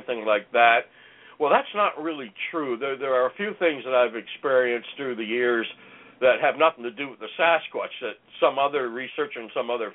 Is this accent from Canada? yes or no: yes; Ontario, Canada; now in British Columbia, Canada; growing up in Ontario in the bush, it was never quiet.